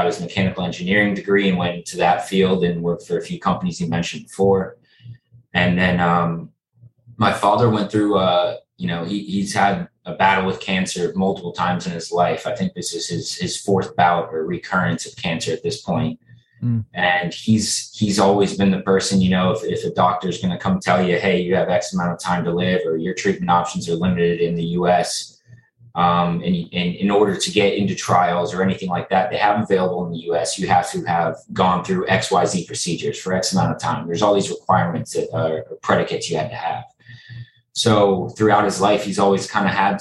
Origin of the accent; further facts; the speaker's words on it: South Florida, United States; I'm from South Florida, born and raised